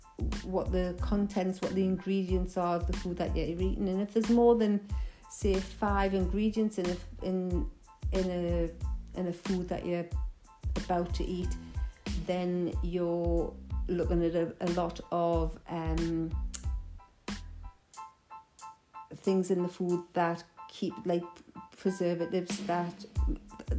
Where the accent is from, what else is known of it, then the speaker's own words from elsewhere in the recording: Newcastle upon Tyne, North East England, United Kingdom; accent: Geordie; my Geordie accent